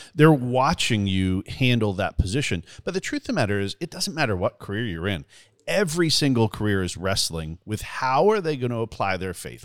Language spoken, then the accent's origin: English; Canada; now in Southern United States; growing up in Canada